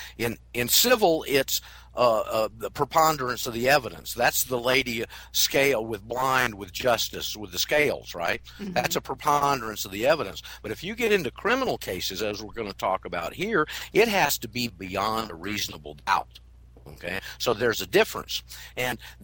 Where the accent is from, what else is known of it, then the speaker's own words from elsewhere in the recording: Florida, United States; I'm from Florida.